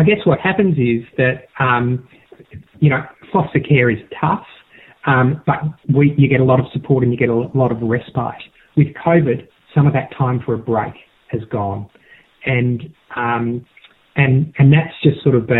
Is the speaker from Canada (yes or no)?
no; South Australia, Australia; I grew up in South Australia in a horse racing family